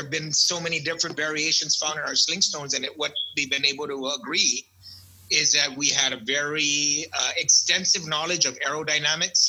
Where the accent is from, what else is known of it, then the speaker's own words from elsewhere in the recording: Guam; growing up on Guam, I'd say just about every kid has been into several street fights in their life